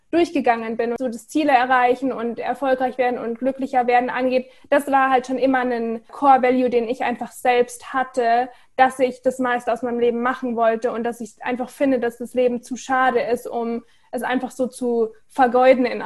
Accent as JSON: {"language": "German", "town": "Munich", "region": "Bavaria", "country": "Germany", "said": "ich bin ursprünglich aus München, habe aber mein Herz an die Welt verloren"}